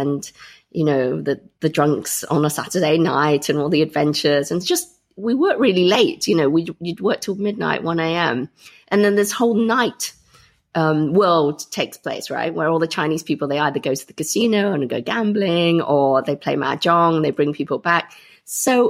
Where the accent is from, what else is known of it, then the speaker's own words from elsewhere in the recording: Grantham, East Midlands, United Kingdom; I grew up in Grantham, Lincolnshire.